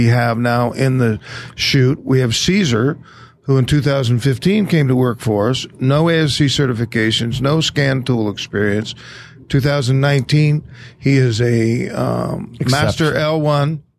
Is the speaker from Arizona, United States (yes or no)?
yes; Phoenix, Arizona, United States; I'm from Phoenix